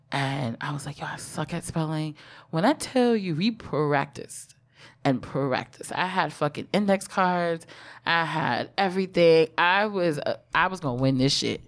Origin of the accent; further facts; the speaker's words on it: New York City, New York, United States; first language English; the hospital I was born at in Brooklyn is on Atlantic Avenue